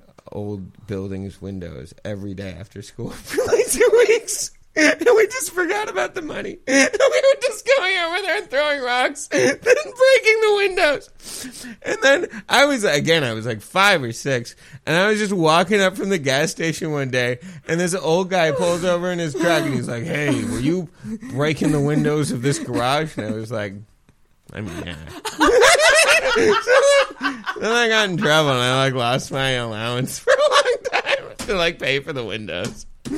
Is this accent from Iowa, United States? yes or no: no; California, United States; no, like, I grew up in the Bay. I just, you know.